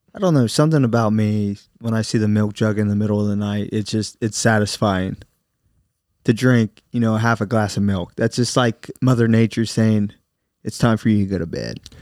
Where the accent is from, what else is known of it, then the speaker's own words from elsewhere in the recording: United States; we're American